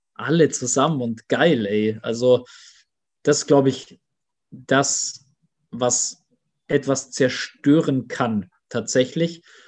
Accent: Germany; bei uns in Deutschland

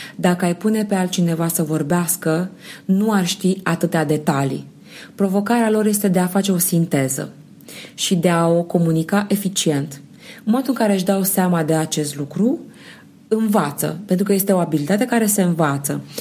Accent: Romania; eu eram din România

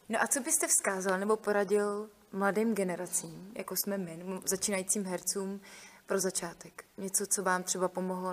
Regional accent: Trutnov, Hradec Králové Region, Czechia; já jsem z Trutnova

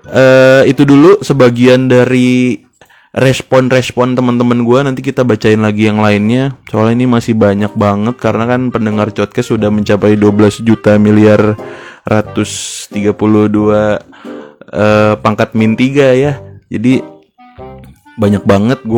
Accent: Depok, West Java, Indonesia; kangen banget sih nonton di Ramayana itu sebagai anak Depok

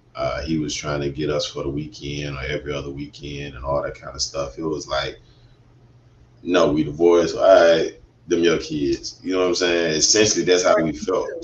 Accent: Atlanta, Georgia, United States; I was born and raised in Atlanta, Georgia. Yes, yes, uh, west side of Atlanta

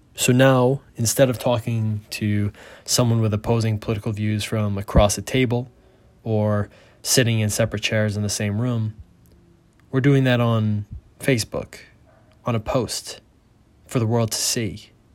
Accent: United States; moved away; as an American

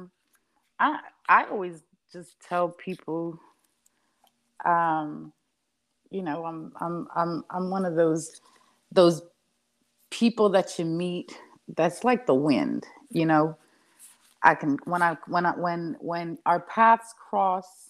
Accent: New York City, New York, United States; now in North Carolina, United States; I grew up in the Bronx.

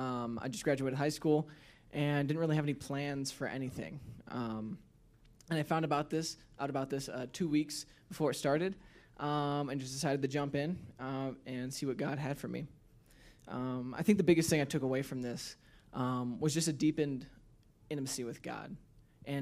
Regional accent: Michigan, United States; So I'm from Northern Michigan.

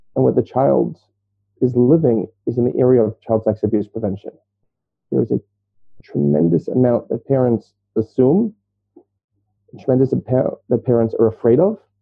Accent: New York City, New York, United States; moved away as an adult; now in Israel; I grew up in Brooklyn, New York

